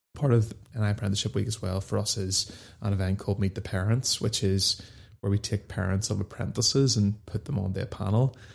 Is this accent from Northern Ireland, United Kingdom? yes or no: yes; Dundonald, Northern Ireland, United Kingdom; I grew up just outside Belfast in a place called Dundonald